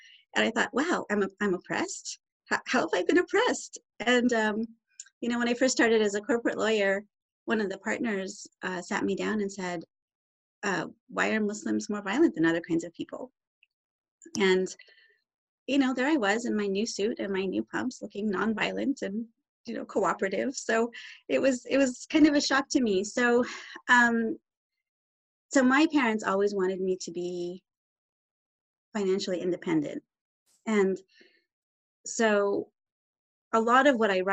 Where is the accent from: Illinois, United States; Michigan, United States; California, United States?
California, United States; Southern; I grew up in Southern California